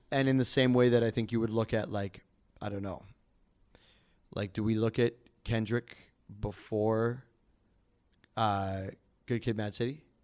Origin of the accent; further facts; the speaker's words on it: Calgary, Alberta, Canada; now in Toronto, Canada; I'm an R and B soul artist, uh, here in Toronto. I'm actually from Calgary